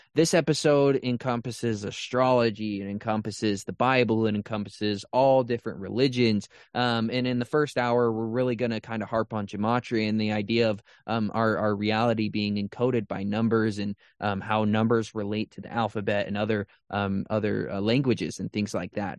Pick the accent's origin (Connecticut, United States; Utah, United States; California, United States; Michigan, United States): Utah, United States; I was raised in Utah